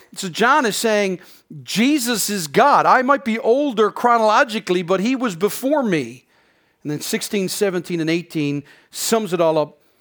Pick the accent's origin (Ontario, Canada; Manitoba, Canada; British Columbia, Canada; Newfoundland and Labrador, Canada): Newfoundland and Labrador, Canada; moved away as an adult; now in Prince Edward Island, Canada; being a Newfoundlander and growing up in Newfoundland